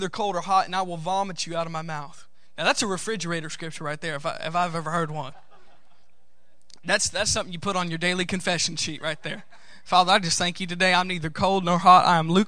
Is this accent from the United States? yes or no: yes; United States; I'm from the United States